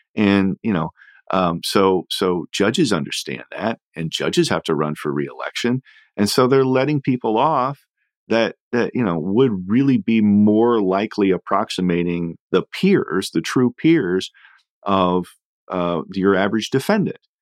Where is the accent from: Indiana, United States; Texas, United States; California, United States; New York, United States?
Indiana, United States; my home state of Indiana